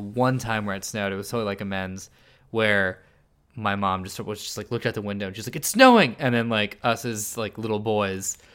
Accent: San Jose, California, United States; I grew up at the foot of, like, the Hamilton Mountain, uh, like, where there's, like, the James Lake Observatory

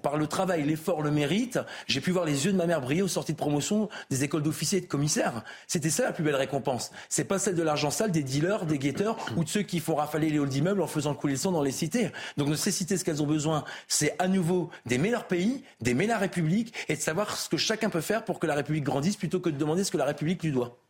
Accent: the Nord, Hauts-de-France, France; chez moi dans le Nord

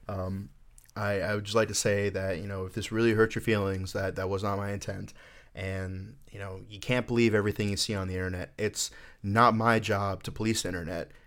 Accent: Orlando, Florida, United States; So I am from Florida. I, uh, grew up in Orlando

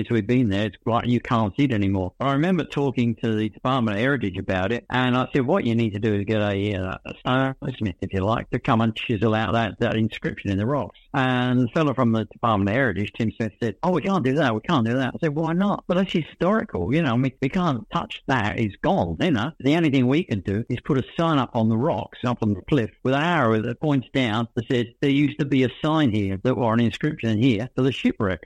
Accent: England, United Kingdom; moved away as an adult; now in Australia; being an English diver

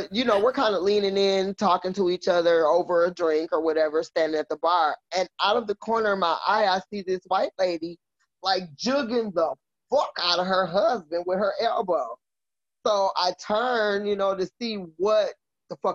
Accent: Milwaukee, Wisconsin, United States; moved away as an adult; also born or lived in Green Bay, Wisconsin; now in Florida, United States; I was born and raised in Milwaukee, Wisconsin.

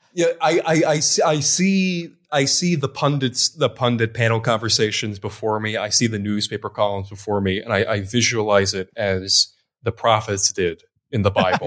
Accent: Wisconsin, United States; now in Beirut, Lebanon; I was born in Wisconsin

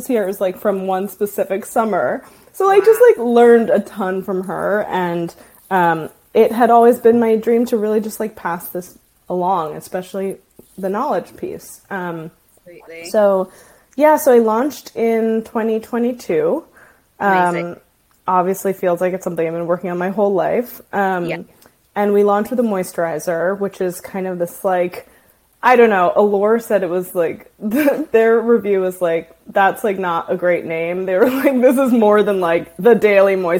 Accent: Washington, District of Columbia, United States; I grew up in Washington, D.C.

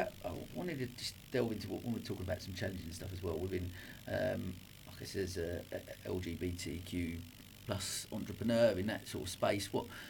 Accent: Dagenham, London, United Kingdom; now in Brighton, United Kingdom; a bloke who's born and bred in Dagenham

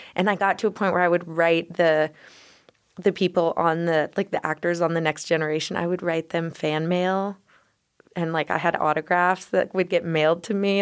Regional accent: Denver, Colorado, United States; I grew up in Denver

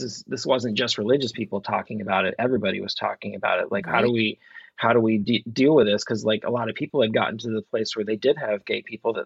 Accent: Vermont, United States; growing up in Vermont during the gay marriage debates that happened in the late 90s

